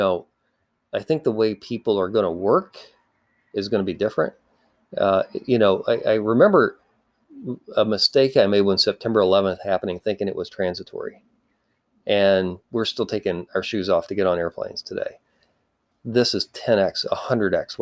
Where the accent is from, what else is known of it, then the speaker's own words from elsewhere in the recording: Appalachia, Kentucky, United States; also born or lived in Nashville, Tennessee; now in Silicon Valley, United States; I grew up in Appalachia, Kentucky, actually not too far from J.D.